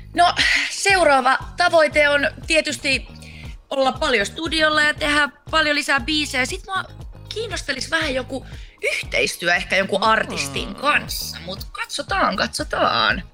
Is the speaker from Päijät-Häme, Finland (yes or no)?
no; Laihia, Ostrobothnia, Finland; also born or lived in Vaasa; laihia, tai mä oon Vaasassa syntynyt ja siellä asunutkin, mutta kyllä mä sanon, että mä oon laihialta, koska mä oon siellä käynyt peruskouluja ja kaikkea